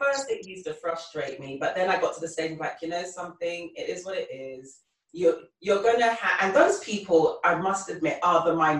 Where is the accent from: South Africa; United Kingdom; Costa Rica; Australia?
United Kingdom; England; moved away as an adult; now in United States; I'm English and some people have spoken to me like English is not my first language.